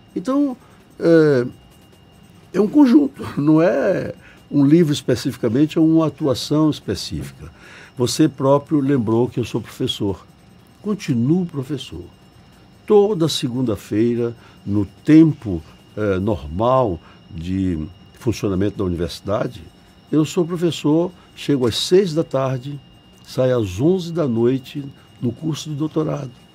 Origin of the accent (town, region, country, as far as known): Bahia, Brazil